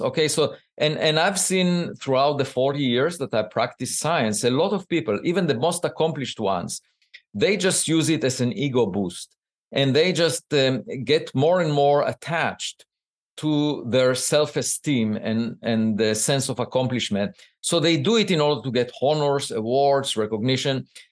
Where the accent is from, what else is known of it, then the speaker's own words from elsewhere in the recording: Israel; moved away as an adult; now in United States; I grew up in Israel